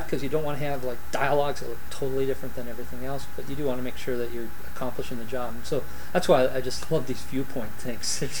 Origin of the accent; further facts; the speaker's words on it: Los Angeles, California, United States; I grew up in San Fernando Valley